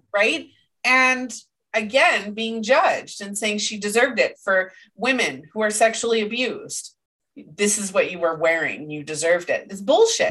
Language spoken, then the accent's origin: English; Canada; I'm Canadian